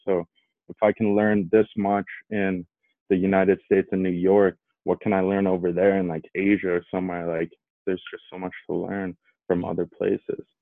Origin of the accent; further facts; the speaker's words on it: Edmonton, Alberta, Canada; my hometown, like here in Edmonton